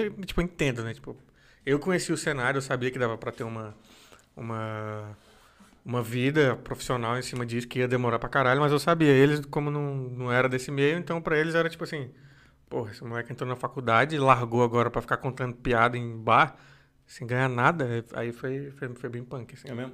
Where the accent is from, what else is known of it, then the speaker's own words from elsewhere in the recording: Brasília, Federal District, Brazil; moved away as an adult; now in São Paulo, Brazil; eu vim de Brasília vim de Brasília